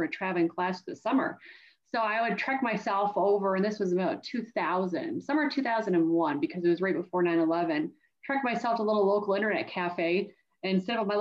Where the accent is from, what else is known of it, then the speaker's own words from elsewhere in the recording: Canada; And I grew up in Canada. And at the time, we used to have 5 years of high school in our province.